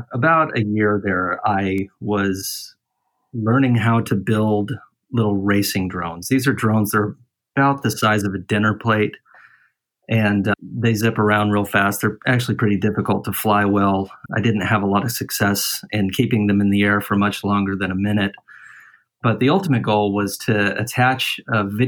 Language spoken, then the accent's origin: English; Litchfield Park, Arizona, United States; moved away; also born or lived in St. Anthony, Idaho / Pleasanton; I was primarily raised in Arizona, in the West Valley. So the Phoenix area, not Phoenix itself, though. We call it the West Valley. The town that I'm from is called Litchfield Park.